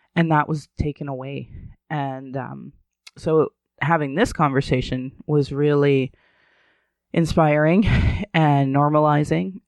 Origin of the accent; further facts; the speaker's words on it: Alberta, Canada; growing up in Alberta